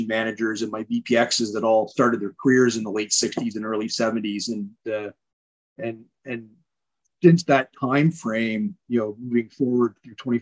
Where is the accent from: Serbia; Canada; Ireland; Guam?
Canada; Ontario; also born or lived in Newfoundland; I was in high school in Ontario. I grew up in Ontario